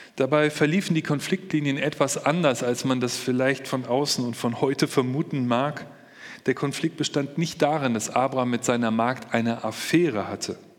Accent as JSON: {"language": "German", "country": "Germany", "said": "bei uns in Deutschland"}